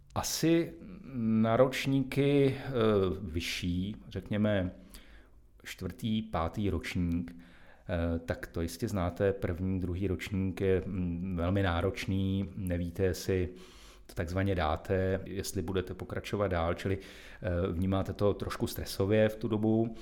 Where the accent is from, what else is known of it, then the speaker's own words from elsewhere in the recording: Karlovy Vary, Karlovy Vary Region, Czechia; moved away as an adult; now in Plzeň, Czech Republic; já jsem se narodil v Karlových Varech, jsem tam strávil celé dětství